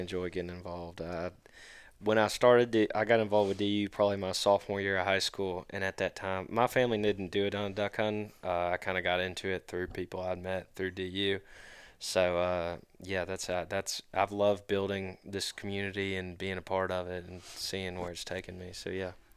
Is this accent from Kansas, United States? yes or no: no; Brandon, Mississippi, United States; I'm, uh, originally from Brandon